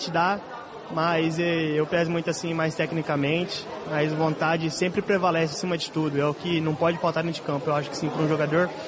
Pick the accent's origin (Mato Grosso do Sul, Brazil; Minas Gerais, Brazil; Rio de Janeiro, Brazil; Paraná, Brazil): Mato Grosso do Sul, Brazil; Eu sou do Mato Grosso do Sul, lá é acostumado a ver onça e jacaré.